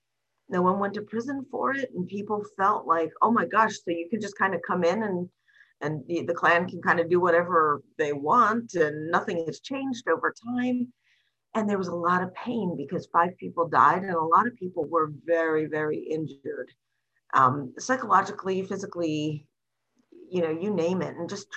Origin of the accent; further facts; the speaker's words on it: Greensboro, North Carolina, United States; I grew up in Greensboro, North Carolina.